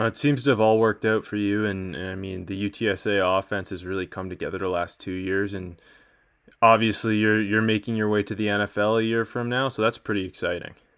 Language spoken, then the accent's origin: English; Canada; I'm Canadian